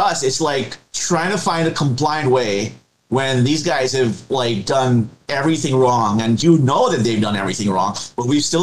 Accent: India; I'm from India myself

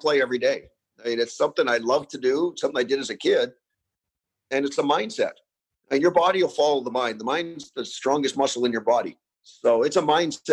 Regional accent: Canada; Growing up in Canada

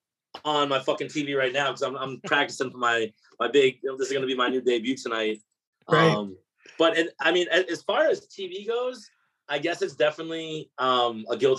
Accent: Abington, Massachusetts, United States; moved away as an adult; also born or lived in Boston; now in Nashville, United States; I'm an Abington kid, so you know, I gotta pay homage to my local candy coffee

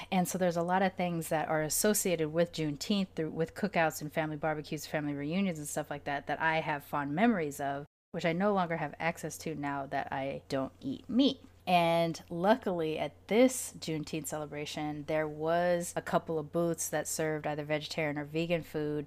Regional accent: California, United States; moved away as an adult; also born or lived in Austin, Texas / Massachusetts; my family celebrating it in California

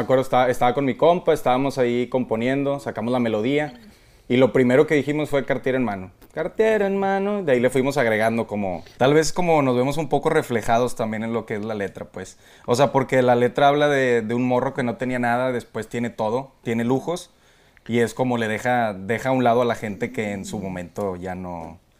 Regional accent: Monterrey, Nuevo León, Mexico; somos de Monterrey

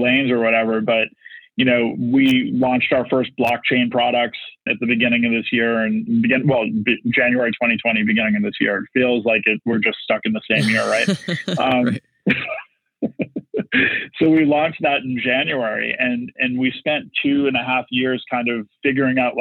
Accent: Boston, Massachusetts, United States; I'm from Boston

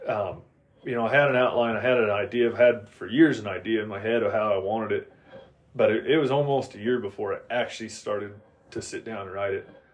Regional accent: Oregon, United States; I'm originally from Oregon

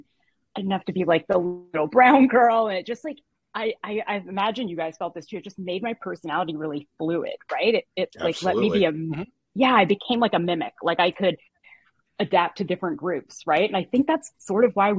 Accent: Toronto, Ontario, Canada; moved away as an adult; now in Boston, United States; I'm Canadian. I was born in Toronto. I moved to Boston when I was 20 and I stayed

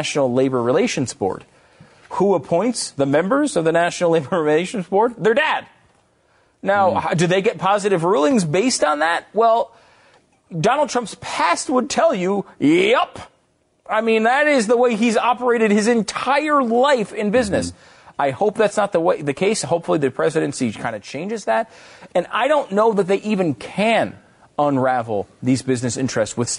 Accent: United States; as an American

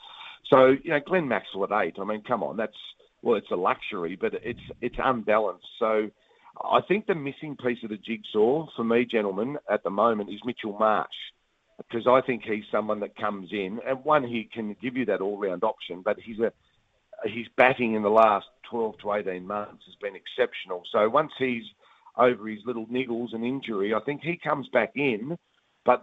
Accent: New Zealand; You sort of look at the results, and as a Kiwi, you're thinking, oh, we've been horrible.

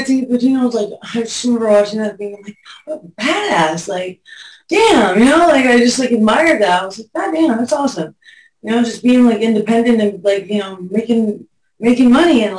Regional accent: Pasadena, California, United States; also born or lived in Hollywood; I grew up in Pasadena and moved to Hollywood

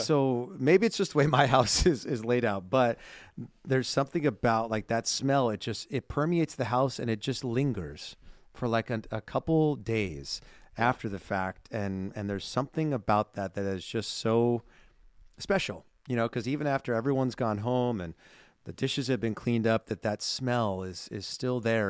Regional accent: California, United States; growing up in California

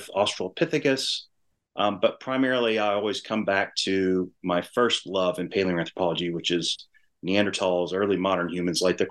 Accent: Louisiana, United States; also born or lived in New Mexico; I grew up in Louisiana

